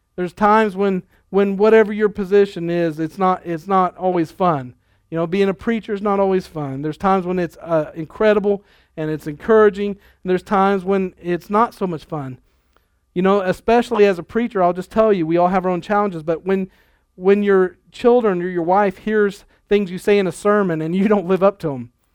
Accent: Lexington, Nebraska, United States; we were growing up in Nebraska in a real small town, uh, Lexington

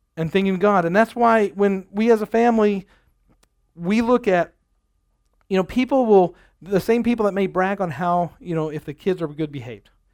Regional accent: United States; I'm an American

